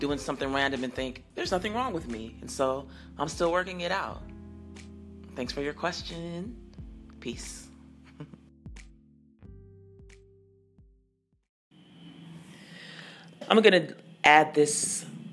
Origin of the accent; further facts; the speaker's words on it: Colorado, United States; moved away; also born or lived in Atlanta, Georgia; I am not from Nashville. I was born and raised in Colorado because my father played for the Denver Nuggets. And then I was also raised in Atlanta